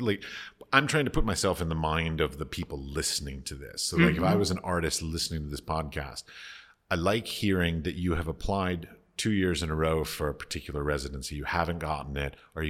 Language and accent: English; United States; I come from America where it's not common to support the arts.